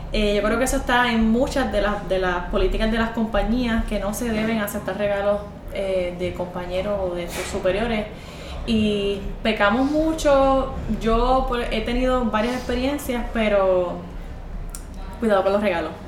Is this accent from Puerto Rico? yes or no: yes; Puerto Rico